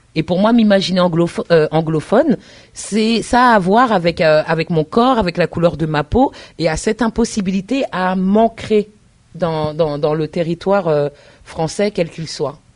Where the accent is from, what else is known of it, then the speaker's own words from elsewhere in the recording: Paris, Île-de-France, France; moved away as an adult; also born or lived in United States; now in Tours, France; je suis née à Paris et, euh, mes parents sont originaires de la Côte d'Ivoire. Je suis une fille d'immigrés. Et c'est vrai que, en me, en grandissant, en me construisant, j'ai grandi en banlieue parisienne